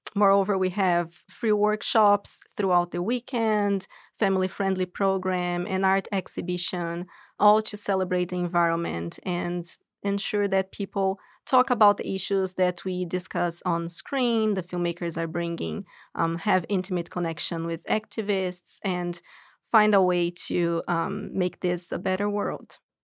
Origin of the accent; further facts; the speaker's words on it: São Paulo, Brazil; moved away as an adult; now in United States; I'm originally from Brazil, São Paulo